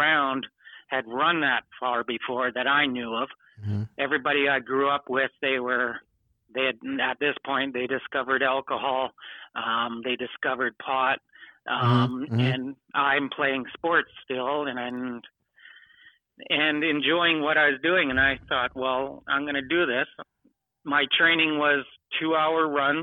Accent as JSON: {"language": "English", "town": "Lake Cowichan", "region": "British Columbia", "country": "Canada", "tie": "born or raised there", "said": "I grew up in Lake Couchan, B.C., in Canada"}